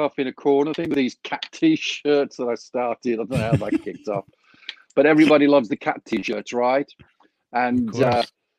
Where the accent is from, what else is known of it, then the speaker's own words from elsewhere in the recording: Walsall, West Midlands, United Kingdom; moved away as an adult; now in Phoenix, United States; my hometown in Walsall